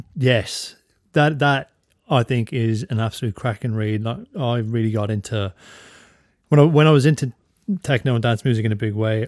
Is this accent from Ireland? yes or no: yes; Drogheda, Leinster, Ireland; now in Australia; I'm from Drogheda